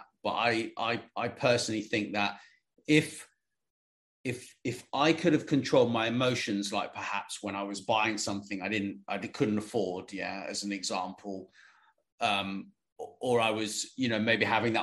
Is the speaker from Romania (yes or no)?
no; United Kingdom; I'm British